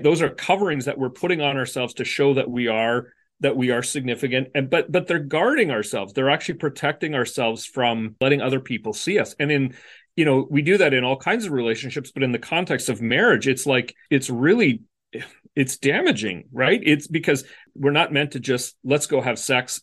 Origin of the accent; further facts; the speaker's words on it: Canada; moved away as an adult; also born or lived in West Michigan; where I grew up in Canada